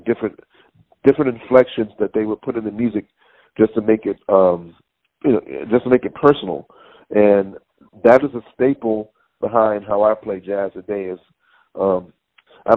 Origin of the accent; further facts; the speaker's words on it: Conyers, Georgia, United States; now in Hackensack, United States; I was from Georgia, you know, from the Baptist Church